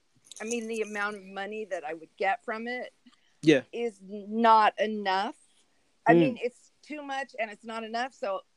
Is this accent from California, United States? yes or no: no; Brooklyn, New York, United States; also born or lived in Phoenix; I was born in Phoenix, but I'm pretty much of a Brooklyn girl because my parents were Brooklynites.